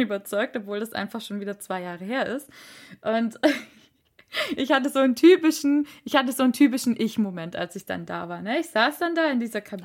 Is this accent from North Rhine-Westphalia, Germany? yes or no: no; Reutlingen, Baden-Württemberg, Germany; now in Ludwigsburg, Germany; von meiner Heimatstadt erzählt. Mm, das wunderschöne Reutlingen.